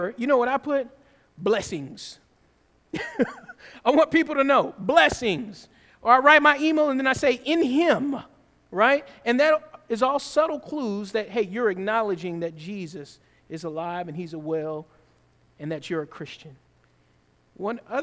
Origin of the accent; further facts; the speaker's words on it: the South, United States; I grew up in the South